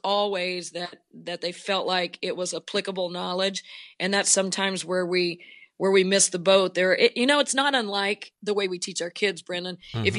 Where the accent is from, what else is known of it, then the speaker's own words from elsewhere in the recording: Oklahoma, United States; I grew up in Oklahoma, was a holdout. We were one of the last states to move from 6-on-6 girls basketball to 5-on-5.